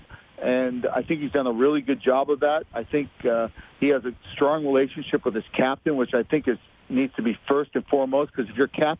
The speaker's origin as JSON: {"language": "English", "town": "Boston", "region": "Massachusetts", "country": "United States", "said": "I'm from the Boston area"}